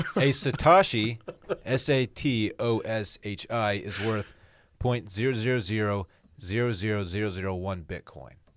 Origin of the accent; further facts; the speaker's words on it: Texas, United States; I'm from Texas.